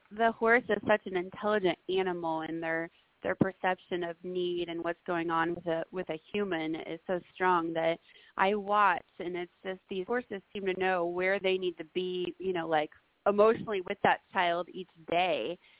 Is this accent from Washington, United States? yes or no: no; Springfield, Missouri, United States; I'm from Springfield, Missouri